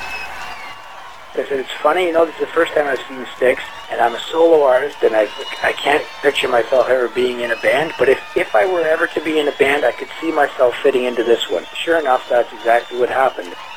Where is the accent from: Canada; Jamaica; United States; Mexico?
Canada; Toronto, Ontario; also born or lived in Glasgow, Scotland; I'm from Canada. I'm from Toronto.